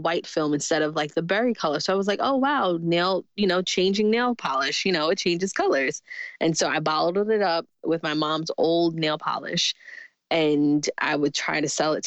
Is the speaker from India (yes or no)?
no; New York City, New York, United States; I grew up in Jamaica, Queens, New York